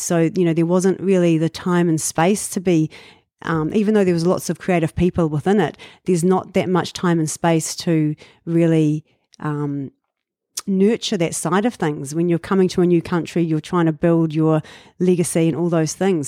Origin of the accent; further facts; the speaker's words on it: Dunedin, Otago, New Zealand; moved away as an adult; now in Auckland, New Zealand; I was born in Dunedin